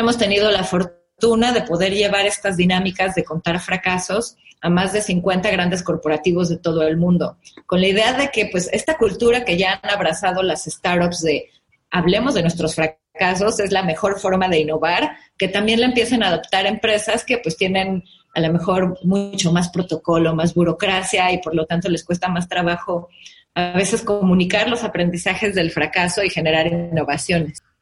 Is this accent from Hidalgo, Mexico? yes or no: no; Mexico City, Mexico; Yo soy de la Ciudad de México